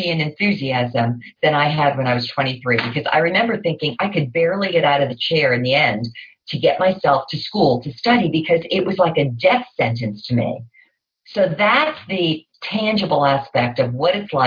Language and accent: English; New Jersey, United States; I grew up in New Jersey